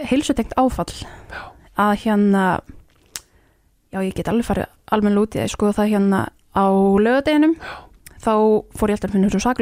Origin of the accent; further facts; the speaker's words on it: near Borgarnes, Western Region, Iceland; ég er alveg upp á kúabúi upp í sveit já. rétt fyrir um borganis